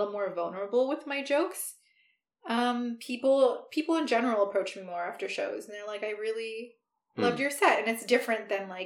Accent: Ottawa, Ontario, Canada; moved away as an adult; also born or lived in Vancouver Island; now in Vancouver, Canada; I'm from Ottawa

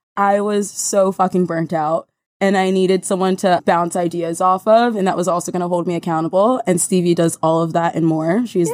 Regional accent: New Jersey, United States; now in New York, United States; my hometown in Jersey

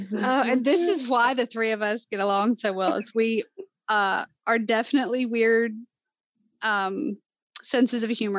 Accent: Southern United States, United States; Like, we're from the South. We sound like we're from the South.

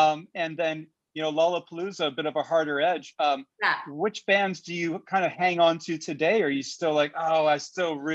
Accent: Ontario, Canada; growing up in Ontario

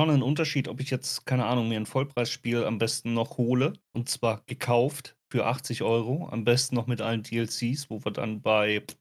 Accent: Germany; Äh, das gab es ja schon mal bei uns in Deutschland sogar.

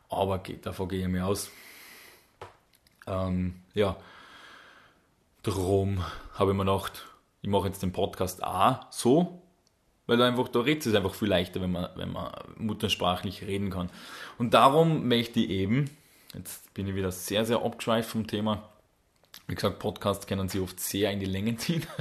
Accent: Salzburg, Austria; accent: Salzburg dialect; die verstehen ja unseren, unseren österreichischen Salzburger Dialekt jetzt nicht unbedingt so gut.

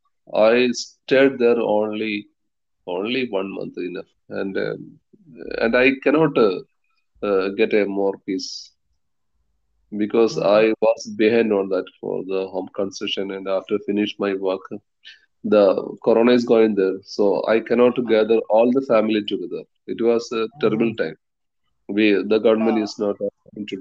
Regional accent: Changaramkulam, Kerala, India; moved away as an adult; now in Qatar; I am from Changarangulam, nearby Edappal

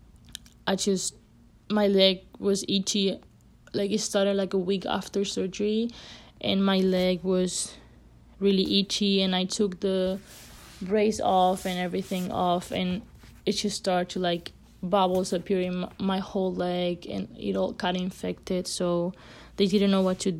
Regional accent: Spain; moved away as an adult; I'm from Spain, so my parents obviously were not here

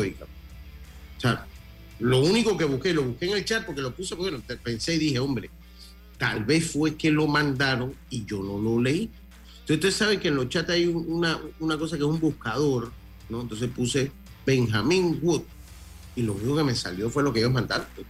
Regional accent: Panama; Nosotros como Panamá, siendo un país pues yo diría que de centro derecha

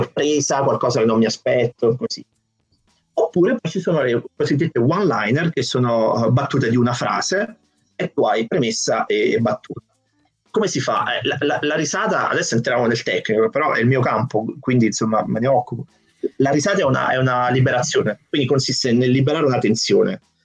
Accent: Naples, Campania, Italy; now in Prague, Czech Republic; sono di Napoli

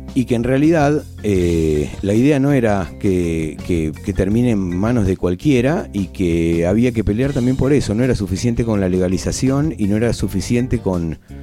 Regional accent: Buenos Aires, Argentina; moved away as an adult; yo nací en Buenos Aires, yo nací en la capital federal y viví ahí hasta que me fui de la casa de mis viejos

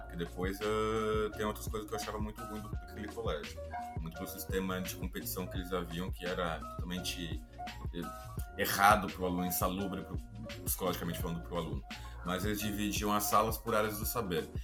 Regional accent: São Paulo, Brazil; eu sou de São Paulo, nascido em casa em São Paulo, mas a família do meu pai é de uma cidade do interior de São Paulo, interior paulista, chamada Araras

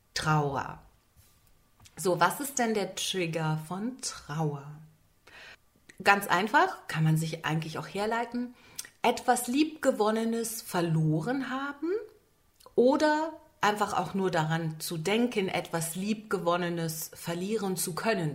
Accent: Berlin, Germany; seit an Beginn meiner Tage sitze ich in Berlin

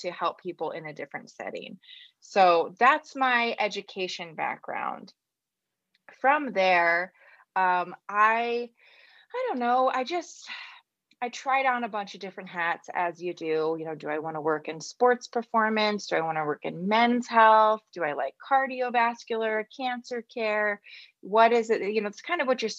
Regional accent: United States; my American heart

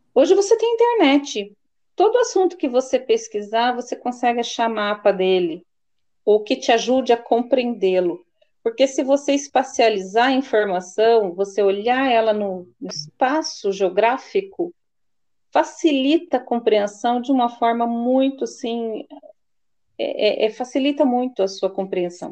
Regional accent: Presidente Prudente, São Paulo, Brazil; que é próximo à minha região, que eu sou de Presidente Prudente

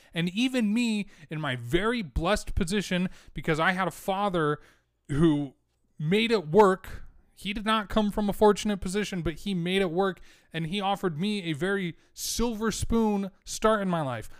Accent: United States; I was born in America

